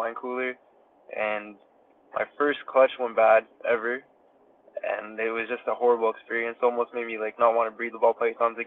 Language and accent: English; Toronto, Ontario, Canada; I grew up in Toronto, Canada, and then I recently moved to like a suburb next to Toronto